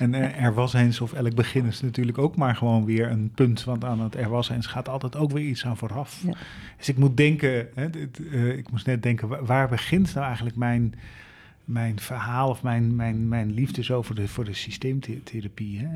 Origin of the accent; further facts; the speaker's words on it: Leersum, Utrecht, Netherlands; ik woon op de burgemeester